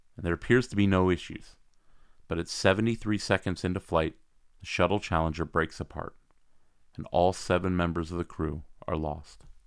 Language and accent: English; Grandview Heights, Ohio, United States; grew up in Grandview Heights, which is exactly where I grew up. It's where I still live today